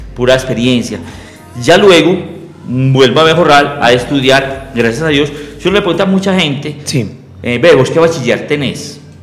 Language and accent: Spanish; Medellín, Antioquia, Colombia; Yo nací en Medellín, en un barrio muy, muy lindo llamado Enciso.